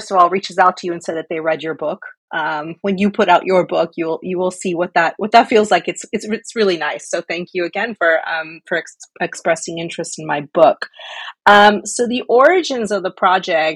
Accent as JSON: {"language": "English", "country": "United States", "tie": "born or raised there", "said": "my personal familial background is Mexican American. My parents are from Mexico and I was born in the United States"}